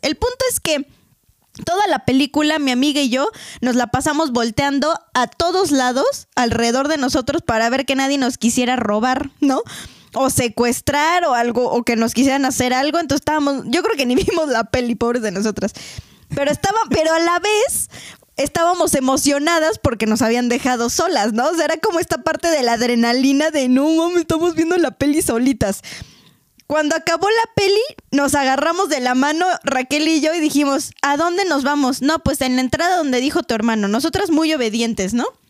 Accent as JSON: {"language": "Spanish", "country": "Mexico", "said": "como buenos mexicanos necios"}